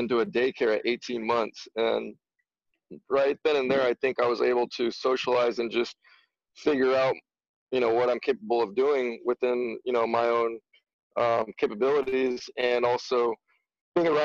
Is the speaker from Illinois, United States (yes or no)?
no; Gilroy, California, United States; growing up in Gilroy, I grew up with a small group of friends